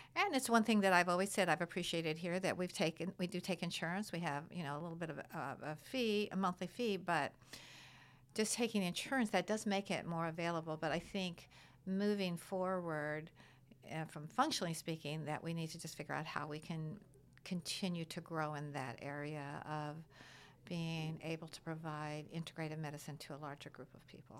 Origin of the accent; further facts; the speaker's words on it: Midwest, United States; now in East Coast, United States; I'm, I'm from the Midwest originally